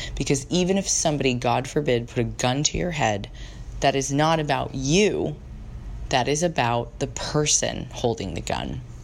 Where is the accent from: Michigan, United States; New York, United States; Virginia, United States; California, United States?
California, United States; San Diego; moved away as an adult; now in San Francisco, United States; where I grew up in San Diego